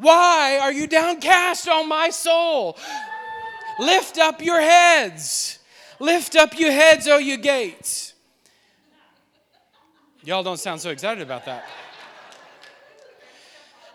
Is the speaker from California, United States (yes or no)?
no; New Orleans, Louisiana, United States; We're from New Orleans.